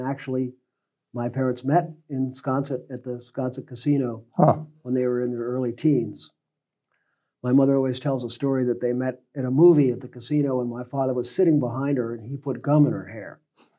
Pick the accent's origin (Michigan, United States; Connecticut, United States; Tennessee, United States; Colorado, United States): Connecticut, United States; New Canaan; born or raised there; also born or lived in New York City; now in Nantucket, United States